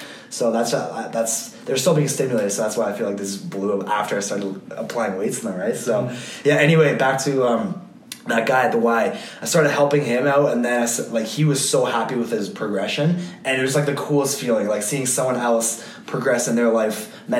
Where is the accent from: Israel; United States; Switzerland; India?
Switzerland; English is a second language; I'm from Switzerland. I have a lot of German friends, and one of my German friends, he's like kind of big into fitness as well.